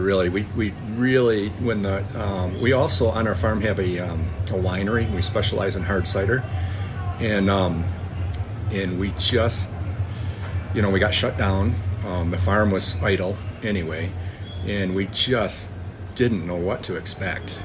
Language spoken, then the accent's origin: English; Michigan, United States; We are visiting from the United States, Michigan